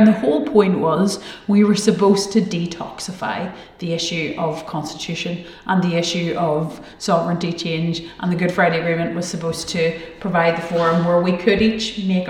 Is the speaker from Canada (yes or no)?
no; Galway, Connacht, Ireland; born there; and I suppose I was born in Galway, I'm married to a Dub, I, you know, have quite a cross-border enough existence